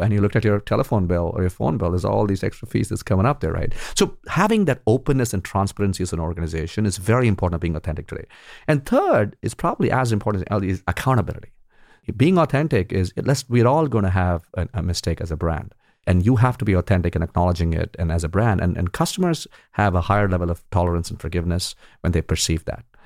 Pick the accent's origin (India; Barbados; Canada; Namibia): India; when I grew up in India